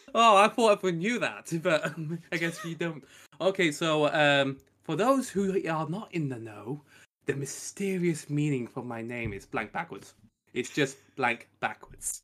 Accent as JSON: {"language": "English", "country": "United Kingdom", "said": "I come from the Great P, um, Island of Blighty, like Rick does"}